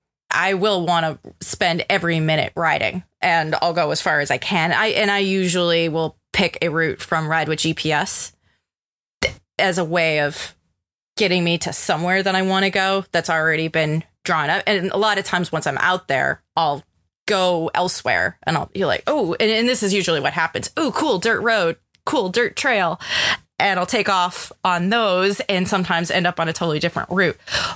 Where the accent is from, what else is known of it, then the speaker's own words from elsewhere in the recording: Colorado, United States; I'm from Colorado. You know, I mean, like to me, I used to be able just to look at the mountains, say, oh, west, I'm going to go west.